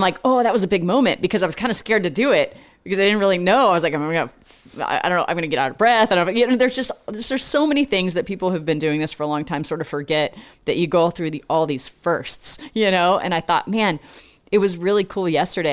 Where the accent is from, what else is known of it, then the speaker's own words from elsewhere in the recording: Portland, Oregon, United States; moved away as an adult; also born or lived in San Antonio, Texas; now in Austin, United States; Grew up in Oregon.